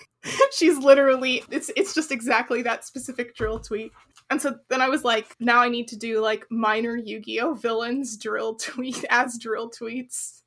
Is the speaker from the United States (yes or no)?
yes; United States; as an American